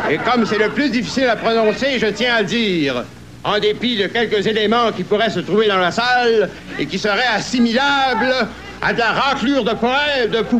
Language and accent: French; Canada; Euh, tu dis, excusez, excusez, je suis pas Canadien. Comme ça, euh, je suis Canadien-Français.